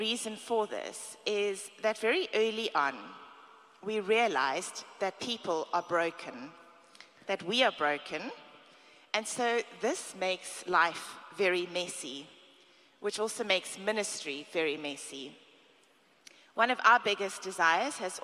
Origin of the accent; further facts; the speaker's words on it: South Africa; now in United States; I'm from South Africa.